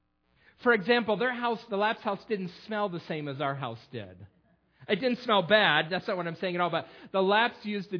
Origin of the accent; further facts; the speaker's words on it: Perry, United States; I grew up in Perry on Fruit Street